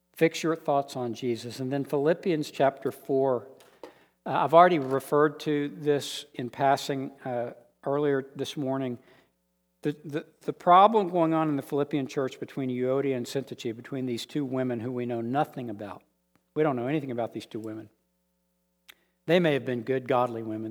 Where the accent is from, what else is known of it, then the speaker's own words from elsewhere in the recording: United States; accent: American; I'm American. They just want to hear my accent